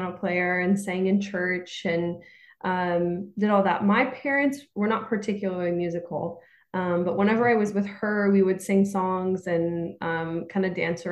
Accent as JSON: {"language": "English", "town": "Santa Barbara", "region": "California", "country": "United States", "tie": "born or raised there", "moved": "yes", "lives_now": "New York City, United States", "said": "I grew up in Santa Barbara, California"}